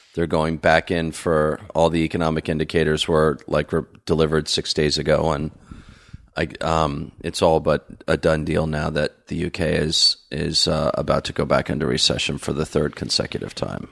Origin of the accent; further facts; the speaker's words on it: New Jersey, United States; also born or lived in New York; I'm from New Jersey originally